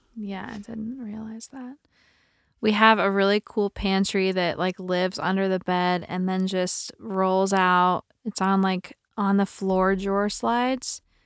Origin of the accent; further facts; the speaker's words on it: outside Champaign, Illinois, United States; moved away as an adult; also born or lived in Chicago; I'm from Small town of Champaign, Illinois. Not even Champaign. Way smaller than that outside of Champaign.